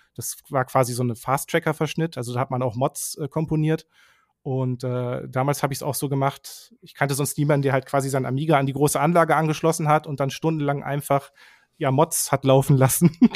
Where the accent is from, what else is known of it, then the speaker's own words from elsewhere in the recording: southern Lower Saxony, Germany; also born or lived in Bielefeld; ich bin mhm. aufgewachsen so in, in Südniedersachsen